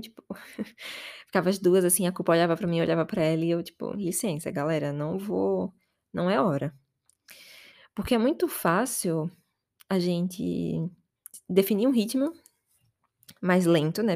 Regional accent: Aracaju, Sergipe, Brazil; moved away as an adult; now in São Paulo, Brazil; desde que eu saí de casa, que eu saí de Aracaju e vim pra São Paulo

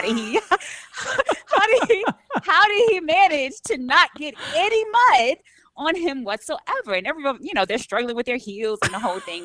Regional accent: New York City, New York, United States; moved away as an adult; I grew up in New York, I grew up with the pace, the energy

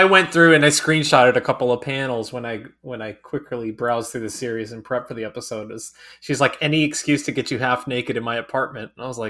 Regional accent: the Bible Belt, United States; And you know, growing up in the Bible Belt, and like, you can't hold hands if you're dating somebody

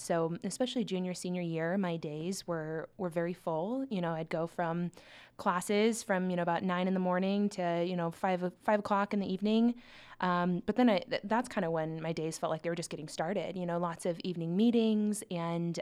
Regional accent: Omaha, Nebraska, United States; also born or lived in Lincoln, Nebraska; I grew up in Omaha, Nebraska. So I've, I've lived in Nebraska uh, my whole life

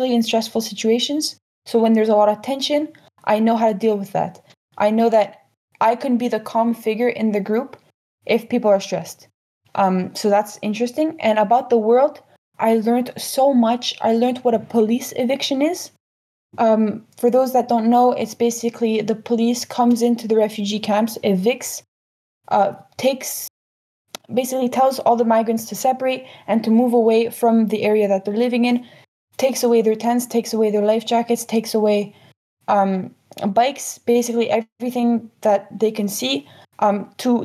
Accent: Canada; I come from Canada

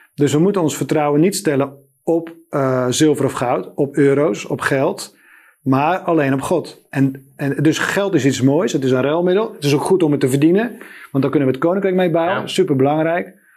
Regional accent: Spakenburg, Utrecht, Netherlands; moved away as an adult; also born or lived in Amsterdam; ik ben geboren in Spakenburg. Dat is een ondernemend dorp.

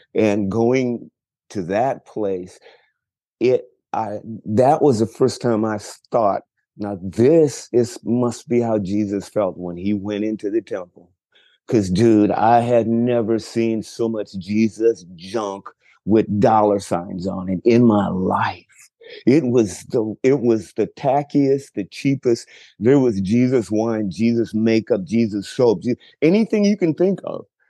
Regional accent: Chicago, Illinois, United States; moved away as an adult; also born or lived in Texas; now in Los Angeles, United States; I grew up in Chicago, then moved to Texas when I was almost 40

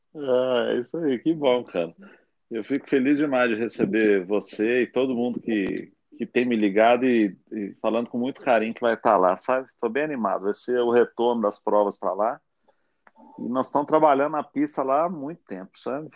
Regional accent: Brazil; nós como brasileiros

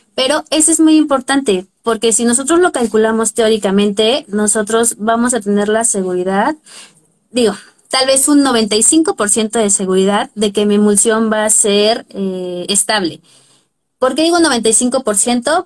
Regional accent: Puebla, Mexico; yo soy de Puebla

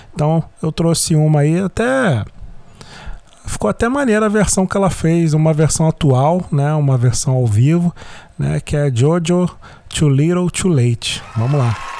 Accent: Rio de Janeiro, Brazil; first language Portuguese; A gente aqui no Rio de Janeiro

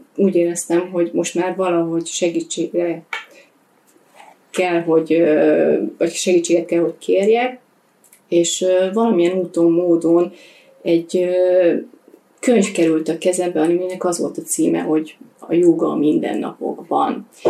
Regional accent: Hungary; én vidéken nőttem fel

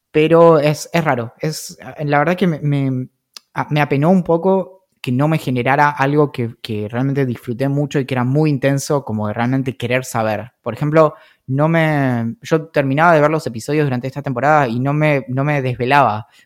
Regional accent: San Carlos de Bariloche, Río Negro, Argentina; creciendo en Bariloche

